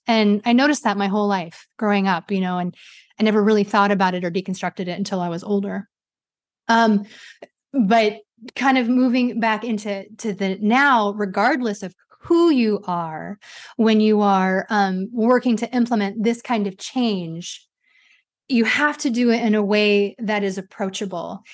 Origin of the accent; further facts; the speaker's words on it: United States; I'm Asian American